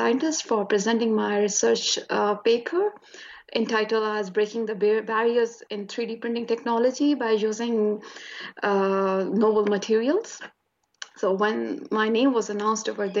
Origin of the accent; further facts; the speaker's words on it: Attock, Punjab, Pakistan; moved away as an adult; also born or lived in Lahore, Pakistan; now in Tasmania, Australia; I'm originally from Pakistan. Basically, I belong to a small city which is situated in the north of Pakistan. So I had my early education from there. It's Attock.